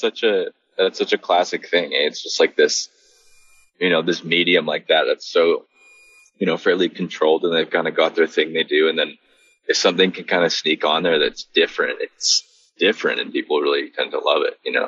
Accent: Canada; You know, we're both from Canada, so we just kind of like

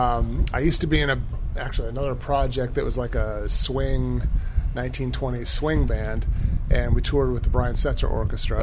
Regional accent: Evergreen, Colorado, United States; I'm from Evergreen, Colorado.

